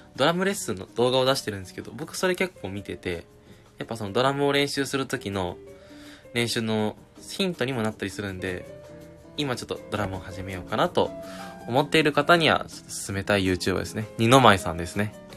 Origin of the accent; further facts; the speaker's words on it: Okayama, Japan; 僕もね岡山出身